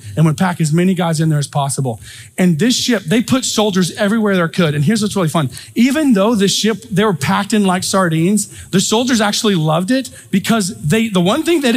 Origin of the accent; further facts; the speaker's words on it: United States; As Americans living in the 21st century